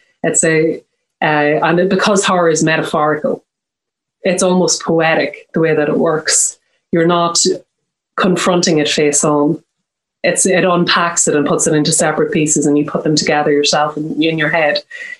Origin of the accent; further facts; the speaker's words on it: Ireland; Well, I mean, I am Irish and I'm Catholic, so I've kind of been consulting with Catholic priests my whole life.